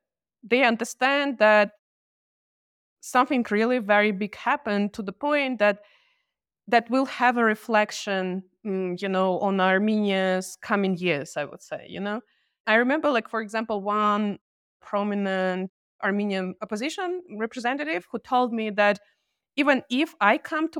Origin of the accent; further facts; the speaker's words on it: Georgia; And I'm coming from Georgia. I have been living there for more than half of my life. And I remember how the Georgian society at some point just realized that they don't trust Russia anymore.